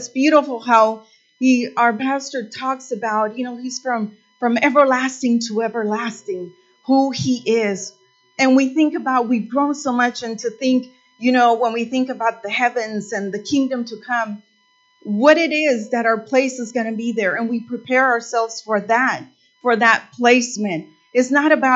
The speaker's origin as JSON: {"language": "English", "country": "Mexico", "tie": "born or raised there", "moved": "yes", "said": "I was born in Mexico, and I come from, you know, a poor area"}